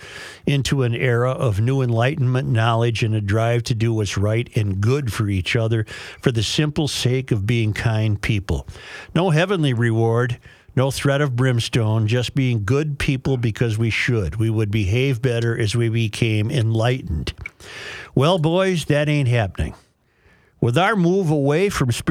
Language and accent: English; Minnesota, United States; I've enjoyed being a Minnesotan